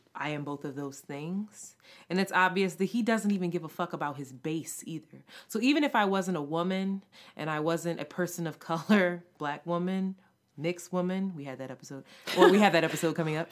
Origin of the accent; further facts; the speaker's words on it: Philadelphia, Pennsylvania, United States; I participated in Freedom School growing up in Philadelphia